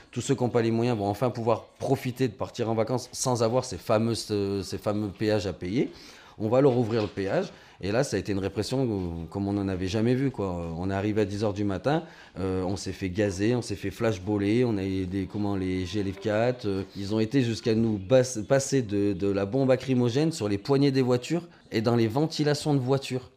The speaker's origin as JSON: {"language": "French", "country": "France", "said": "Nous, en tant que Français"}